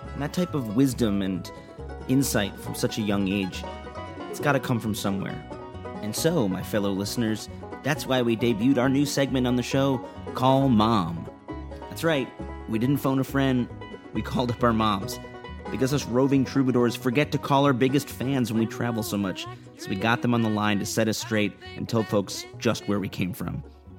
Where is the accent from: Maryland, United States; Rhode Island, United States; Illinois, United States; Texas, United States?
Illinois, United States; Chicago; We're both from Chicago.